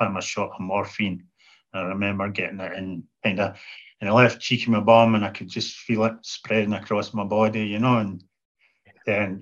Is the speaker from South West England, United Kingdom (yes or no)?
no; half an hour from Aberdeen, Scotland, United Kingdom; hospital in Aberdeen Royal Infirmary, which was only take me half an hour from my hometown